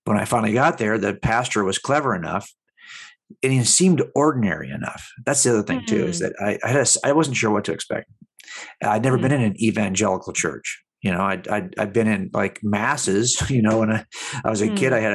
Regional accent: Los Angeles County, California, United States; I was raised here in Los Angeles County

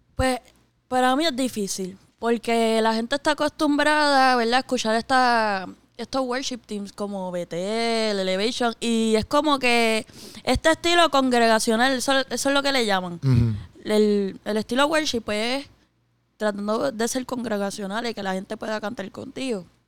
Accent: Puerto Rico; soy boricua

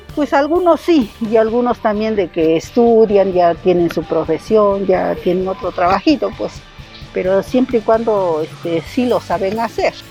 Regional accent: Santo Tomás Jalieza, Oaxaca, Mexico; de Santo Tomás Caliesa. Soy nativa de acá

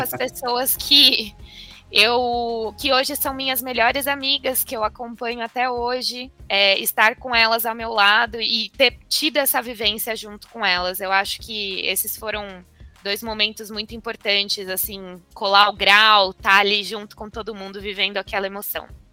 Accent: Avaré, São Paulo, Brazil; moved away as an adult; also born or lived in Ribeirão Preto; now in São Paulo, Brazil; eu sou do interior de São Paulo, de Avaré, uma cidade que tem 90 mil habitantes. Não é tão pequenininha assim, mas crescer em cidade pequena

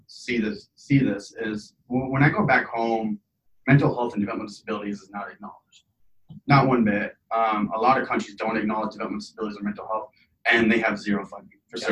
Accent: Lincoln, Nebraska, United States; also born or lived in Iraq; I'm originally from Iraq. Came to Lincoln, Nebraska when I was seven. Raised here.

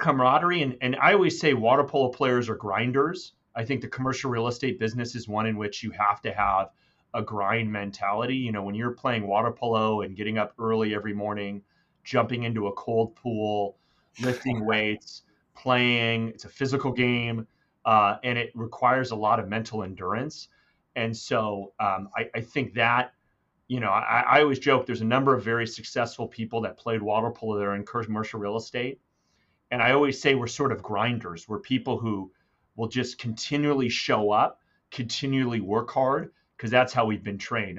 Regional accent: Irvine, California, United States; also born or lived in Newport Beach, California; I grew up in Irvine, California

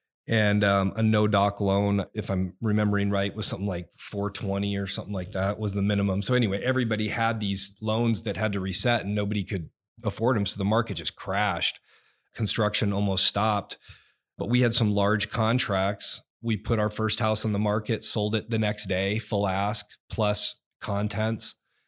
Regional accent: California, United States; also born or lived in Austin, Texas; I was born in Austin, Texas. His first duty station was Enid, Oklahoma. And mom and dad got divorced then. I was four, moved back to California, and went to high school there until I was 15 years old.

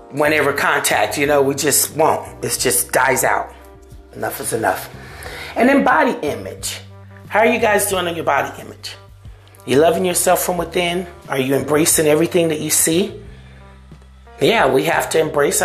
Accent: Seminole, United States; These are people that I grew up with that are from my hometown of Seminola

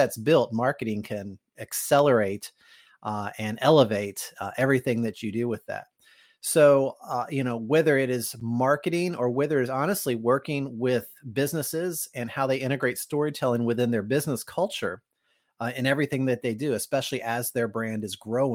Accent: Kentucky, United States; moved away; I'm from Kentucky originally, and mm-hmm. was living in Kentucky

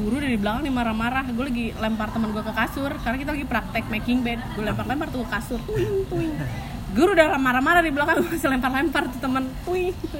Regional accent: Sumedang, West Java, Indonesia; also born or lived in Bandung; gue orang Sunda

